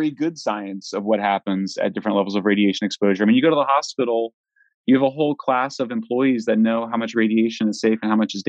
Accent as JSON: {"language": "English", "region": "Colorado", "country": "United States", "said": "I'm from Colorado. We have much higher radiation than other states"}